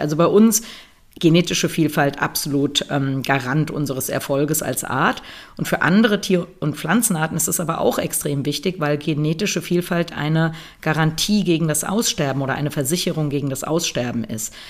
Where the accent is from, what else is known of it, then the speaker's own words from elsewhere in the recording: Germany; bei uns in Deutschland